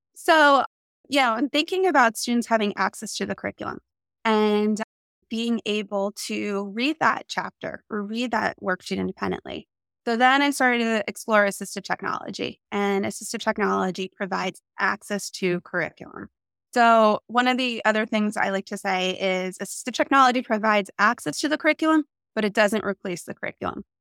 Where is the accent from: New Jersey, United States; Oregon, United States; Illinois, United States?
New Jersey, United States; now in San Diego, United States; I'm from New Jersey and I live in San Diego, California now